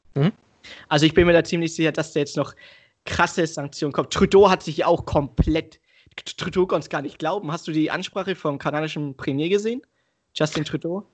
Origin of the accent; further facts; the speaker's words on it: Germany; ein Deutscher mit Migrationshintergrund